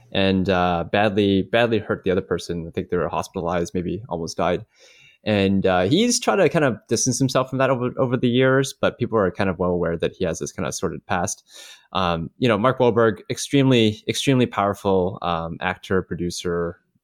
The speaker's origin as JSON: {"language": "English", "country": "Canada", "said": "as a Canadian"}